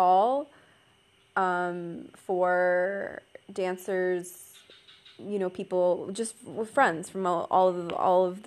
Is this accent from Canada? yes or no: yes; Canada; I'm Canadian